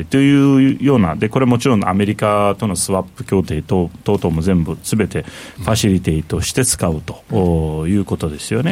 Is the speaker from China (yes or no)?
no; Turkey; now in Japan; トルコ出身なんで、まあ、いわゆる中東出身